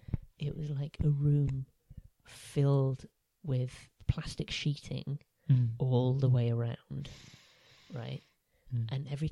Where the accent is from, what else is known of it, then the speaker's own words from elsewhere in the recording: Jamaica; I think you should know that by now. Where am I from, Sean?